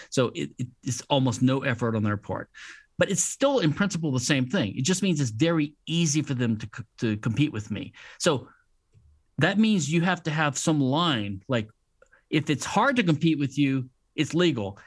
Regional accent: Louisiana, United States; I'm from Louisiana, which is a civil law state

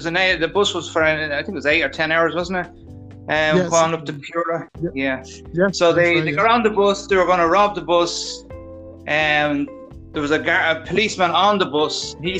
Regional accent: Ireland; moved away; as an Irish guy going over there

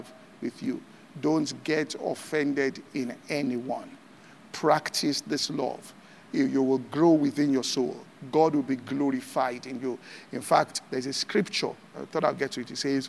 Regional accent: Ibadan, Oyo, Nigeria; I grew up in Ibadan

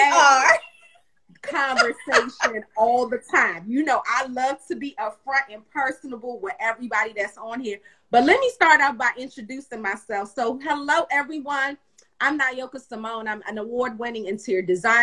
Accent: Kingston, Jamaica; moved away; I am originally from Kingston, Jamaica

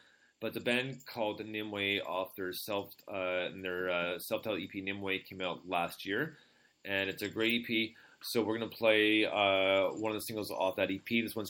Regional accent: London, Ontario, Canada; this band coming up is from London, Ontario, so my hometown here.

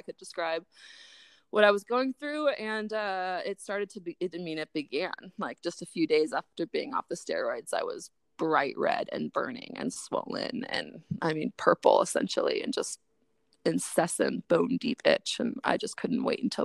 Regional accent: Chico, California, United States; my hometown, Chico

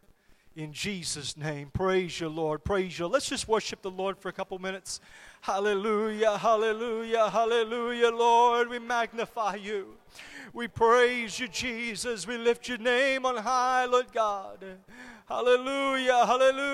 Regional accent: Solomon Islands; when I was growing up in the Solomon Islands

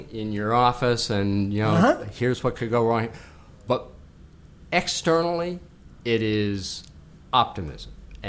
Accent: Boston, Massachusetts, United States; moved away; I grew up in Boston, Massachusetts

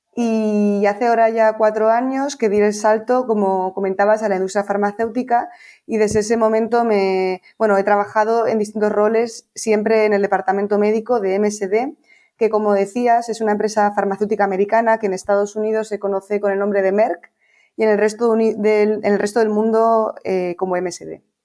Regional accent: Bilbao, Basque Country, Spain; moved away as an adult; also born or lived in Pamplona / Bristol, United Kingdom; now in Madrid, Spain; yo soy de Bilbao y, viví allí durante 18 años

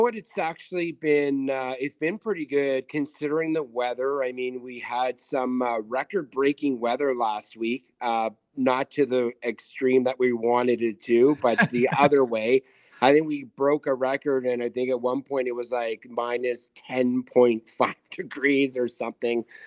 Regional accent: the Maritimes, Canada; now in Winnipeg, Canada; We are both from the Mar-, like, Maritimes and East

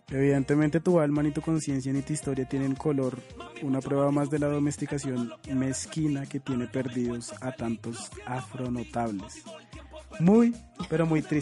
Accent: Cartagena, Bolívar, Colombia; Yo soy cartagenero, entonces eh, por eso es que escuchan mucha música originaria de Cartagena.

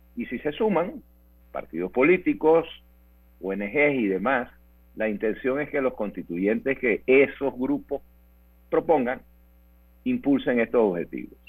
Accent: Panama; Somos los panameños

